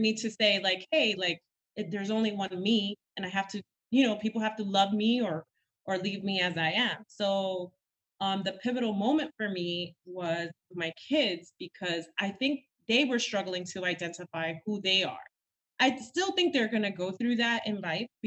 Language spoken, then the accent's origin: English; New York City, New York, United States; also born or lived in Villa Mella, Dominican Republic; I'm very much a Dominican York, which means you were born in the island, but raised in New York City from Washington Heights